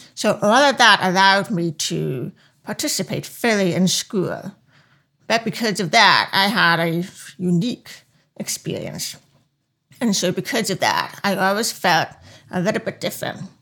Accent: Long Island, New York, United States; accent: deaf accent; now in Washington, D.C., United States; I grew up in Long Island, New York

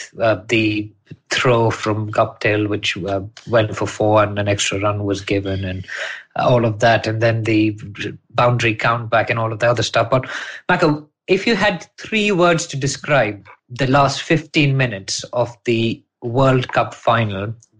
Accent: India; I mean, we as Indian cricket fans will never grudge losing or be upset about losing to New Zealand

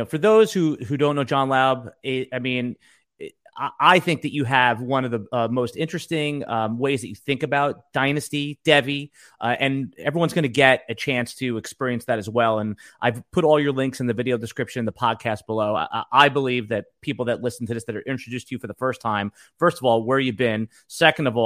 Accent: Northeast, United States; we grew up in the Northeast

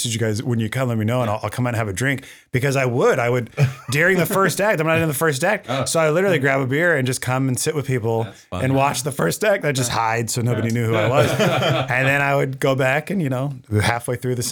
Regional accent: Claremont, California, United States; I grew up in Claremont

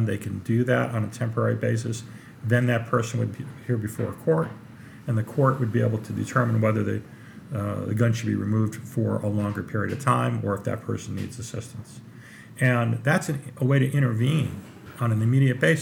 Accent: Trumbull, Connecticut, United States; I grew up in Trumbull, Connecticut, which is not far, very close to Newtown

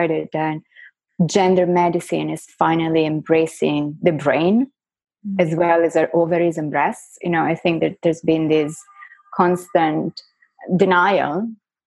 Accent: Florence, Tuscany, Italy; first language Italian; English is a second language; moved away as an adult; now in United States; I was born and raised in Florence in Italy, but I went to a French high school. So I think, you know, Italian is my first language and French is my second language. So English is my third

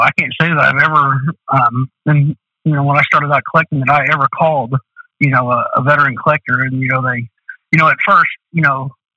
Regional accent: Du Quoin, Illinois, United States; in DuCoin, Illinois, you know, I was from Southern Illinois

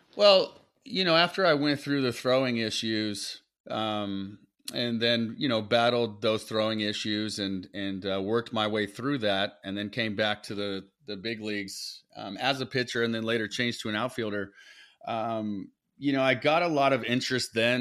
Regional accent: South Florida, United States; I grew up in South Florida

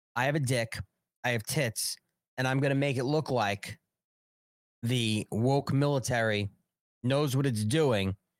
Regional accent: United States; as an American taxpayer

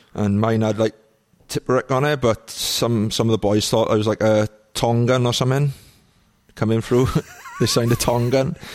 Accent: Trebanos, Wales, United Kingdom; Village, yeah. It's only like a, a mile long, really. Um, and in, in Welsh, it's called Trebanus

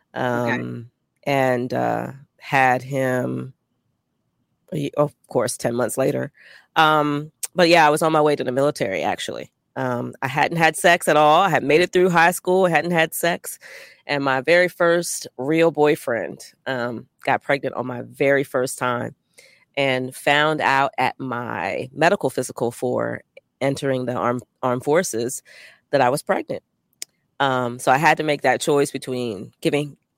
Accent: Lewes, Delaware, United States; I am from a place that I call Slower Lower Delaware. I was born in Lewis, Delaware

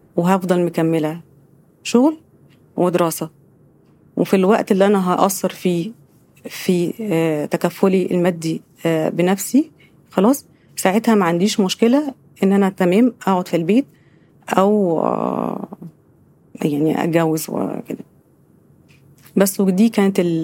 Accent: Giza, Giza Governorate, Egypt; ان انا من الجيزه

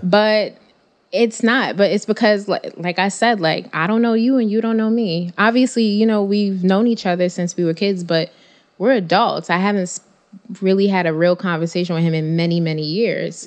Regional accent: New York City, New York, United States; I'm still from Bed-Stuy

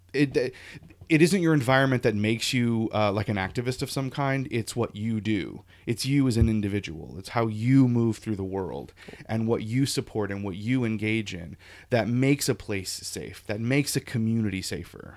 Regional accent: Lafayette, Louisiana, United States; now in New England, United States; I grew up in Louisiana

